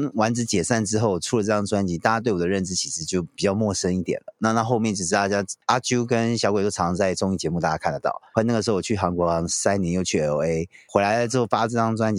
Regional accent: Taiwan; 对我爸为我妈来台湾之后，我在台湾长大的。

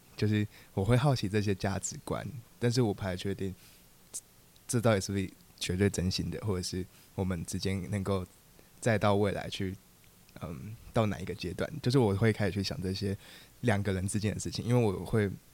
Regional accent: Tainan, Taiwan; 我是来自台南，然后我现在高三，就是我现在十七岁

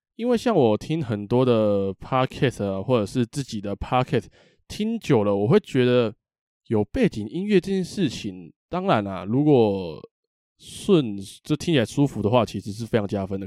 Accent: Taipei, Taiwan; 我是个台北人，啊，台北人

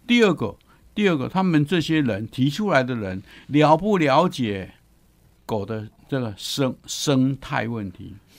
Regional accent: Taiwan; 我们台湾人

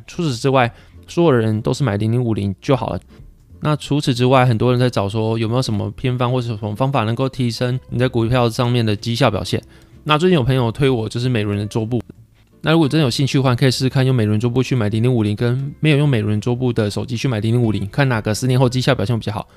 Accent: Pingtung County, Taiwan; 我屏东人嘛，那我屏东人到台南或到其他地方读书的时候

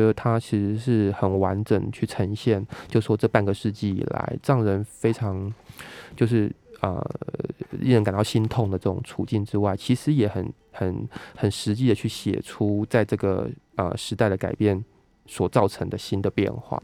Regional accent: southern Taiwan, Taiwan; now in Taipei, Taiwan; 因为我们都是南部长大的小孩子嘛

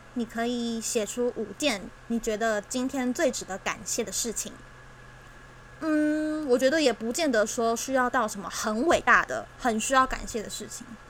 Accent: Taiwan; 这是我们的家，这是我们的家乡，我们共同生长的地方，共同居住的地方

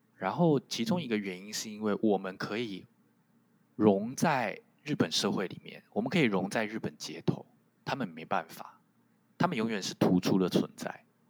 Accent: Taiwan; first language Taiwanese Hokkien; Chinese is a second language; moved away as an adult; now in Japan; 就是台湾闽南语，我的第一语言

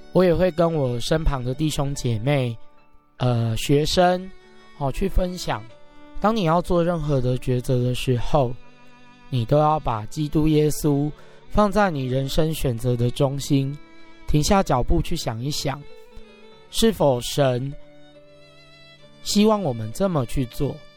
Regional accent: Taipei, Taiwan; also born or lived in Guandu; 小时候住在北投的山下

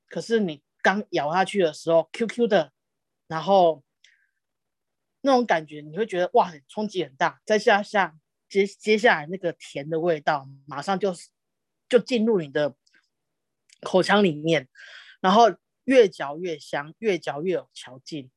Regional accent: Dongshi, Taiwan; 小时候住在东市，东市镇

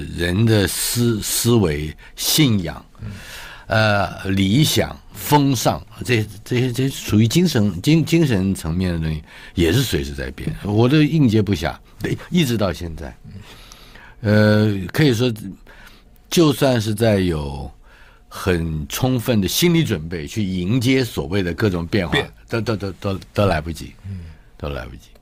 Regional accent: Taipei, Taiwan; 我出生于台北嘛

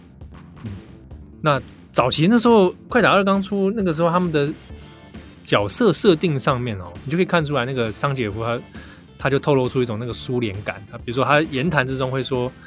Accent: Japan; 对，而且不知道我们日本人好像想到俄罗斯人就要连接到哥萨克舞，

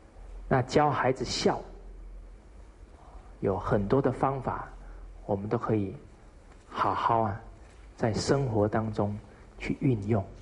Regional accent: China; 这个是我们中国人呢很好的美德

